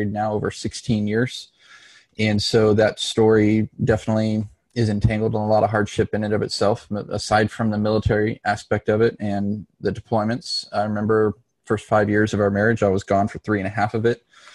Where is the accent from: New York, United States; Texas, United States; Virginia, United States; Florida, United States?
Texas, United States; Dallas; moved away; also born or lived in Los Angeles, California / Mesa, Arizona / Phoenix, Arizona; we relocated to the Dallas, Texas area. And that's kind of more or less where I grew up through high school